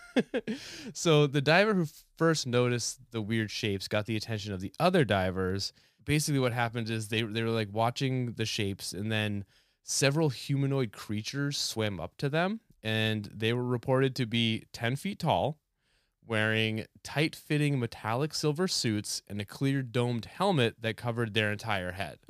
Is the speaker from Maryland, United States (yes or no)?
no; New Hampshire, United States; moved away; I grew up in New Hampshire